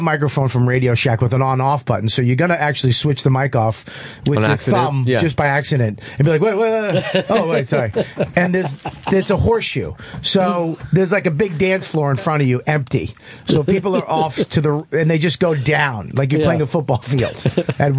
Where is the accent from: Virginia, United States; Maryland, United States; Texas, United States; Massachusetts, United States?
Massachusetts, United States; Boston; I'm from Boston.